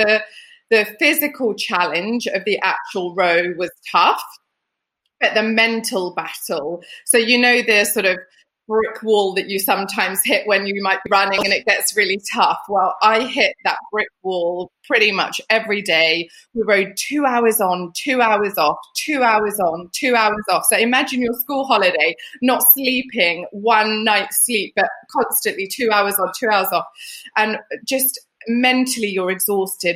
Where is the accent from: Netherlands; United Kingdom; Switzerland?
United Kingdom; also born or lived in Lapland, Finland; we moved to the UK when I was 7